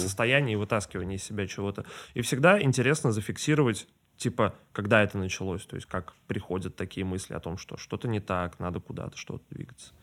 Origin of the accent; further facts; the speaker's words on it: Saint Petersburg, Russia; now in Moscow, Russia; я из Питера сам, mm-hmm. и я родился там